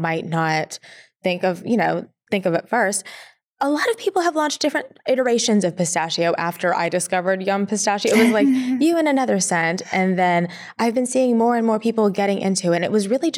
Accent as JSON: {"language": "English", "country": "Philippines", "said": "I'm Filipino"}